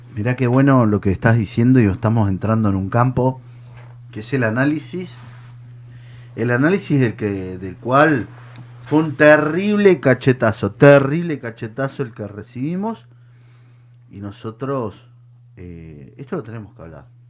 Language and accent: Spanish; Mendoza, Argentina; moved away; yo vengo de Mendoza